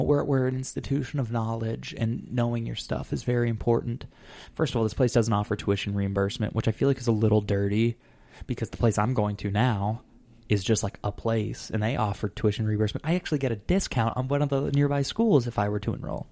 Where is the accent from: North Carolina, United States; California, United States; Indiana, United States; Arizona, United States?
Arizona, United States; moved away; I'm from Arizona